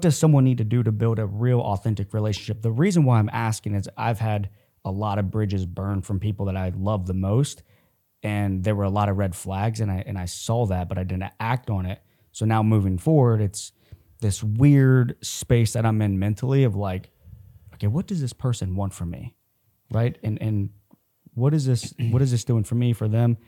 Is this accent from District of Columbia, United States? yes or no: no; Columbus, Ohio, United States; I'm from Columbus, Ohio